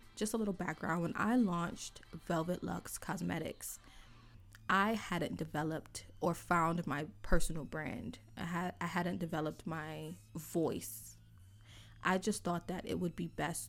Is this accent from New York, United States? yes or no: yes; New York City, New York, United States; here in New York City, because I'm from New York City